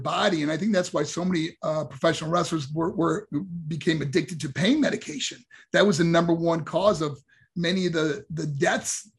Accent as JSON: {"language": "English", "region": "New York", "country": "United States", "tie": "born or raised there", "also_born_or_lived": "Colorado Springs, Colorado", "moved": "as an adult", "said": "my first professional boxing match in my hometown in New York"}